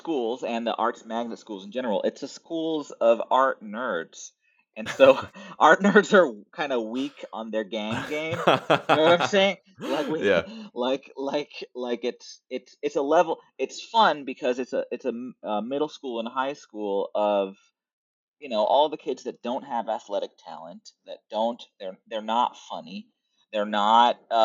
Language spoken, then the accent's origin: English; Puerto Rico; also born or lived in Berkeley, California; I'm from Puerto Rico